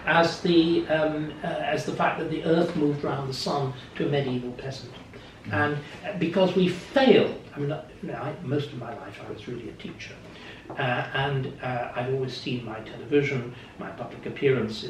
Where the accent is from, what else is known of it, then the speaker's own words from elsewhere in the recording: Kendal, North West England, United Kingdom; where I was born in Kendal